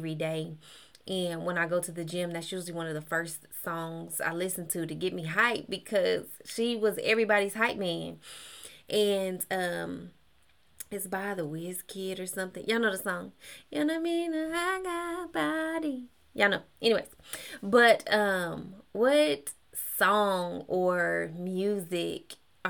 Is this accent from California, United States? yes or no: no; Kansas, United States; also born or lived in Texas; now in Georgia, United States; I'm from Kansas